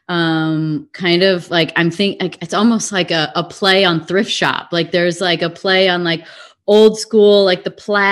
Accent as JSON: {"language": "English", "town": "Chicago", "region": "Illinois", "country": "United States", "said": "we're both from Chicago."}